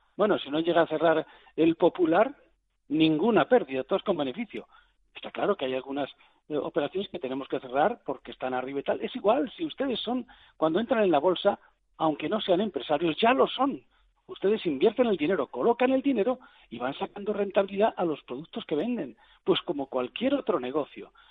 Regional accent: Spain; soy español

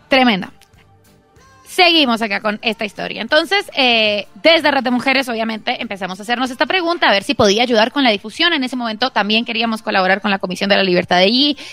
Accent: Colombia; yo soy colombiana

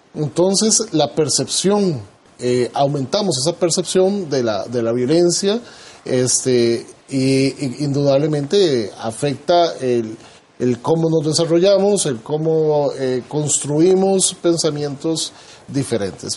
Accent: Costa Rica; nosotros como costarricenses

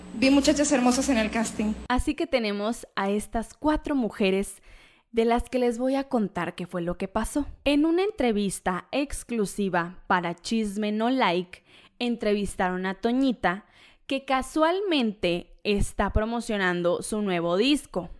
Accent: Jalisco, Mexico; soy de Jalisco

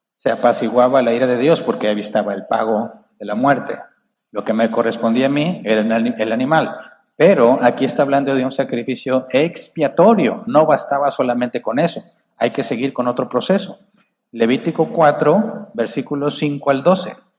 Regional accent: Monterrey, Nuevo León, Mexico; acá los, los de Monterrey somos muy agresivos al hablar

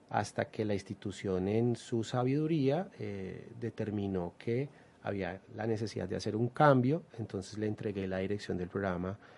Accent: Ibagué, Tolima, Colombia; born there; also born or lived in Bogotá; now in Pereira, Colombia; Nací en Ibagueto, Lima, estudié en Bogotá y hace aproximadamente 14 años estoy acá en la ciudad de Pereira.

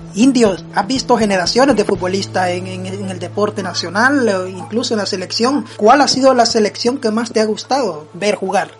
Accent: El Salvador; como bien decimos los salvadoreños

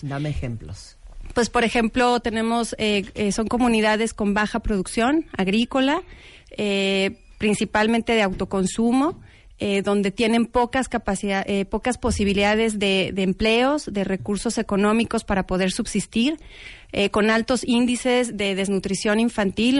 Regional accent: Mexico; como mexicanos

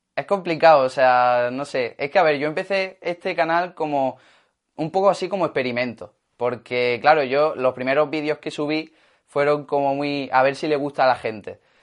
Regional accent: Granada, Andalusia, Spain; ser de aquí de Granada

